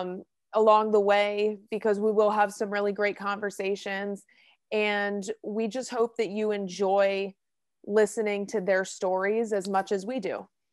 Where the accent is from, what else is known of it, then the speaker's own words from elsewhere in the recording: Hillsborough, New Jersey, United States; I'm from Hillsborough, New Jersey. I went to Hillsborough High School